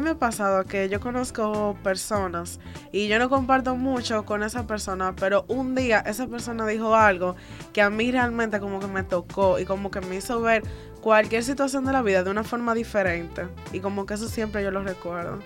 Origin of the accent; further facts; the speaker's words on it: Dominican Republic; nosotros tanto como compañeros y como dominicanos